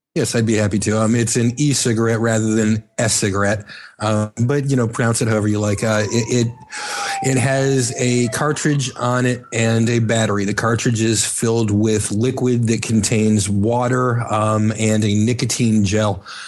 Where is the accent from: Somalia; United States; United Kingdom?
United States; Miami, Florida; now in Chicago, United States; born in Chicago, uh, raised in Miami, and moved back to Chicago